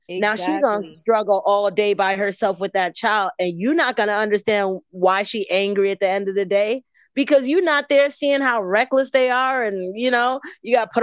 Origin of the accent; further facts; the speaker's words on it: Cameroon; In my culture, I'm from Cameroon.